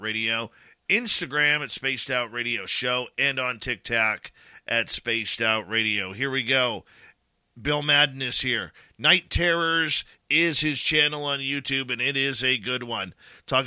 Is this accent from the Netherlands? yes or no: no; Canada; as a Canadian